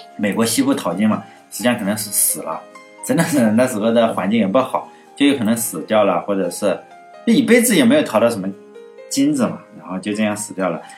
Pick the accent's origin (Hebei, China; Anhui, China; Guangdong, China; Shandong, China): Shandong, China; 我是山东人，老家山东